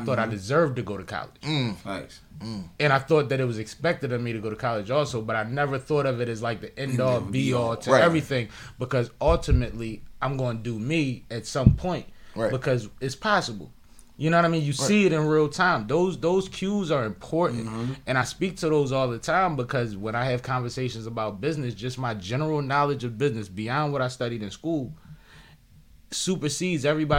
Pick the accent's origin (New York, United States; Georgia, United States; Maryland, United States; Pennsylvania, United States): Pennsylvania, United States; Philadelphia; I'm from West Philly. I'm from Uptown, but my family is from West Philly.